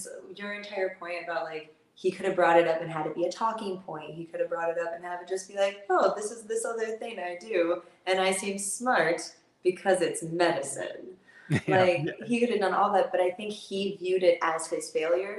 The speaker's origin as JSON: {"language": "English", "region": "Florida", "country": "United States", "moved": "yes", "lives_now": "Los Angeles, United States", "said": "I'm from the South. I'm from Florida"}